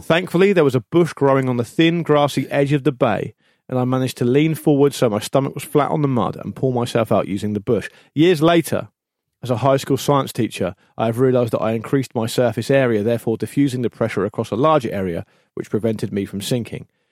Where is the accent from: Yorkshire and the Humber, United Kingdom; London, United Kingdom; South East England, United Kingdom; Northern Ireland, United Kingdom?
South East England, United Kingdom; Gosport; also born or lived in Portsmouth; I was born in Portsmouth, but I grew up in Gosport